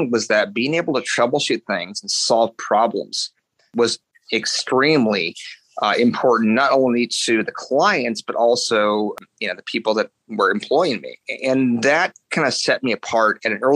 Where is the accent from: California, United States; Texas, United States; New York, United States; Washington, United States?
California, United States; Gilroy; I grew up in Northern California in a little town called Gilroy, which is just south of San Jose